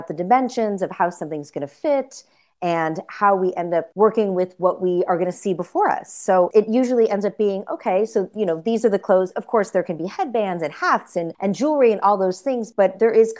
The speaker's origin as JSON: {"language": "English", "area": "middle America", "region": "Midwest", "country": "United States", "tie": "born or raised there", "said": "we used to love to go to the flea markets in my hometown"}